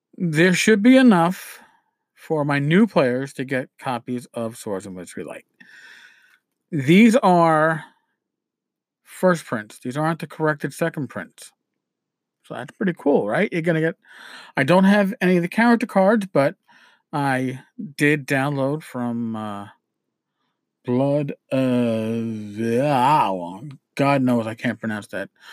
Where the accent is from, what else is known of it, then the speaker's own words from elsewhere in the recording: New York, United States; accent: New York; my New York accent